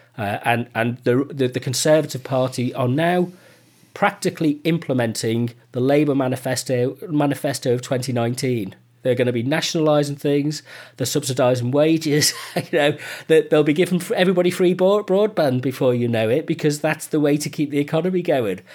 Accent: United Kingdom; We're British

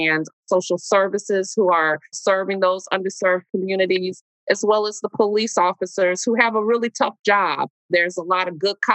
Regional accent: Milwaukee, Wisconsin, United States; I love this city. I grew up, I was born and raised in Milwaukee

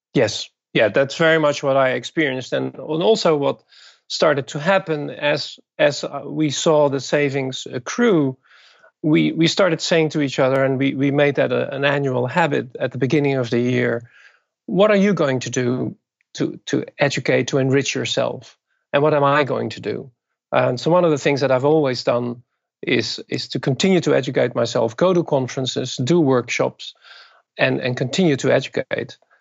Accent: Netherlands; moved away as an adult; also born or lived in Japan; now in Brooklyn, United States; I was born and raised in the Netherlands and, and got my education there

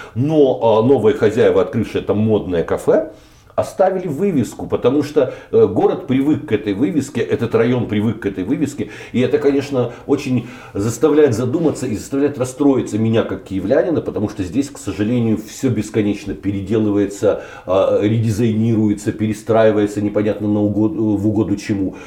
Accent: Kyiv, Ukraine; я киевлянин

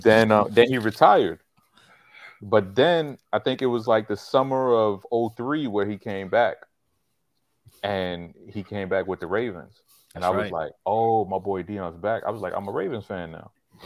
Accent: New York City, New York, United States; not Manhattan. I'm from Brooklyn

